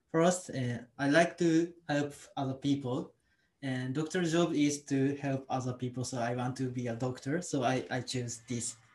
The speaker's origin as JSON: {"language": "English", "region": "Osaka", "country": "Japan", "second_language": "English", "moved": "as an adult", "lives_now": "Kashihara, Japan", "said": "I'm from Osaka, but now I live in Kasihara."}